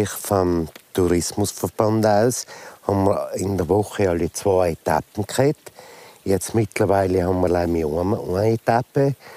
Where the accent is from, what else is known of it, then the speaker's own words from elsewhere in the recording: Fliess, Tyrol, Austria; born there; Auf der äh, Wanderung freue ich mich natürlich besonders, da ich ein gebürtiger Fleser bin. Und die Wanderung entlang meinem Hausberg, der gleich an der Spitze führt, ist natürlich für mich ganz etwas Besonderes.